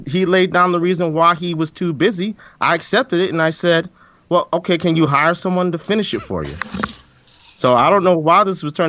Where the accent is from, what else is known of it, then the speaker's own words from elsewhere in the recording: Baltimore, Maryland, United States; the hospital that I was born in Baltimore, Maryland.